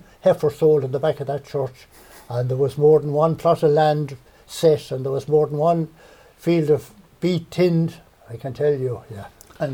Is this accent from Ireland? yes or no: yes; Clonmel, Tipperary, Ireland; also born or lived in Powerstown; I was born in Clonmel and were reared in what would be known as King Street. The back of the flats, there was two houses. We were neighbours with John Noonan, who would be of the Noonan Joinery family. And my father bought Powerstown in 1954.